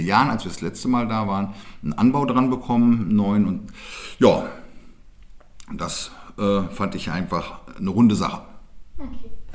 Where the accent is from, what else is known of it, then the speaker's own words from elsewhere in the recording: Germany; bei uns in Deutschland